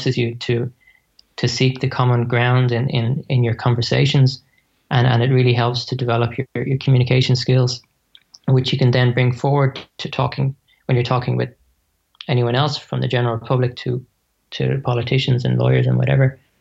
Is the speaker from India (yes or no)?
no; Dublin, Leinster, Ireland; moved away as an adult; now in Australia; I'm from Dublin. I'm Australian now, but but yeah, I came from Dublin.